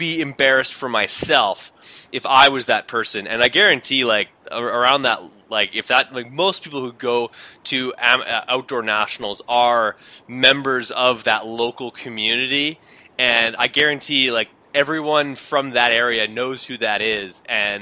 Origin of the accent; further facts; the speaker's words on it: Canada; being Canadian